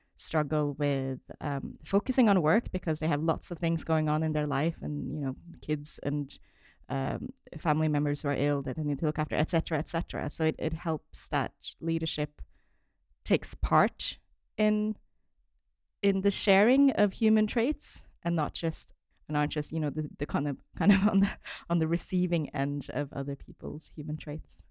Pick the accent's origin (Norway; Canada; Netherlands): Norway; moved away as an adult; also born or lived in China; now in United Kingdom; originally, I'm from Norway, but then my parents are originally from China